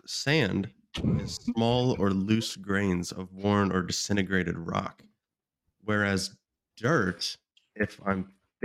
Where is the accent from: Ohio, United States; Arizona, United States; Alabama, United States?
Arizona, United States; Mesa; I grew up in Mesa, Arizona. It's a city outside of Phoenix